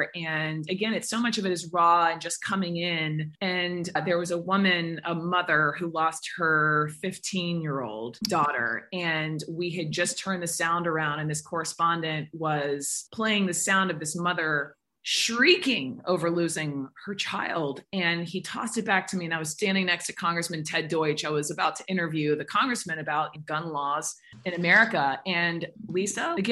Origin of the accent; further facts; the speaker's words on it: Atlanta, Georgia, United States; growing up in Atlanta, I was very aware of other kids of color